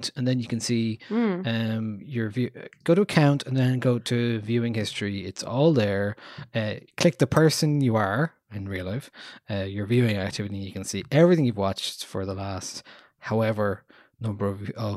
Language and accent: English; Ireland; us as Irish people